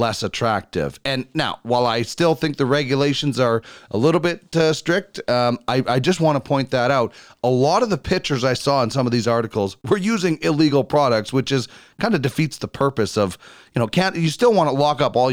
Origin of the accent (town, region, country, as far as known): Manitoba, Canada; born or raised there; moved away